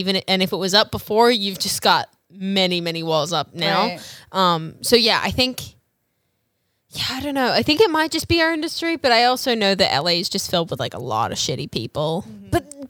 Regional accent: Australia; moved away; I haven't been home in like, I'm originally from Australia.

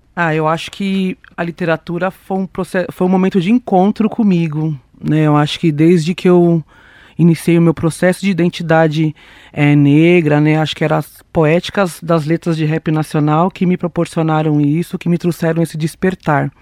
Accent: São Paulo, Brazil; sou uma mulher preta da periferia sul de São Paulo

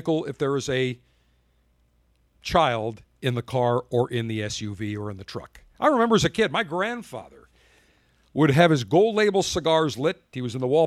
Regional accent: Buffalo, New York, United States; my hometown of Buffalo, New York

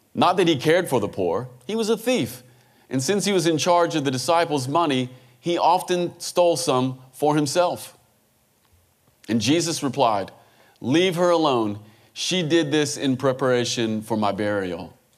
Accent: Kentucky, United States; I'm from the United States. I'm from a little place called Kentucky. It's very rural

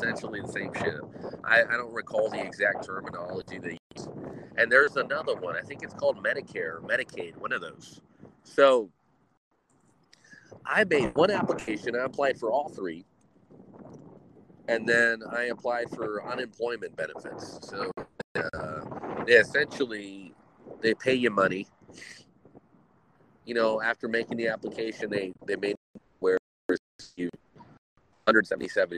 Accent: United States; As an American

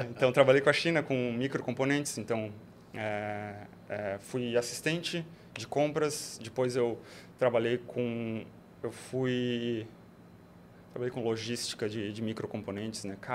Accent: Joinville, Santa Catarina, Brazil; moved away as an adult; now in Florianópolis, Brazil; eu sou natural de Joinville. Eu vim para Florianópolis em 2007.

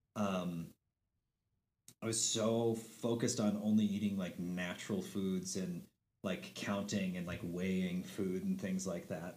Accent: Helena, Montana, United States; also born or lived in Glasgow, Montana / San Francisco; I spent eleven years of my childhood in Helena. We moved here when I was eight

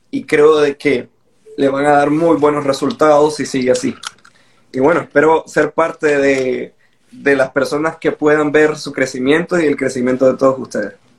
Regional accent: Nicaragua; soy nicaragüense

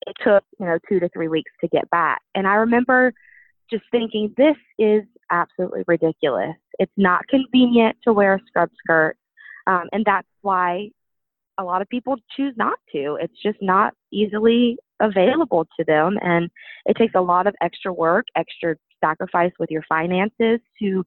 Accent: Baton Rouge, Louisiana, United States; moved away as an adult; now in St. Louis, United States; I'm originally from Baton Rouge, Louisiana, but I relocated to St. Louis, Missouri

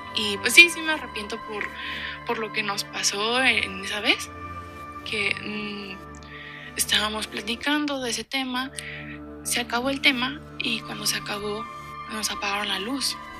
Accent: Guadalajara, Jalisco, Mexico; Yo soy de Guadalajara, Jalisco

